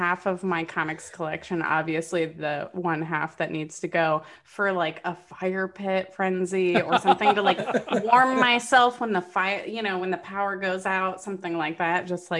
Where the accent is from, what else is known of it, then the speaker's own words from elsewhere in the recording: Florida, United States; unfortunately I lived in Florida. I grew up in Florida.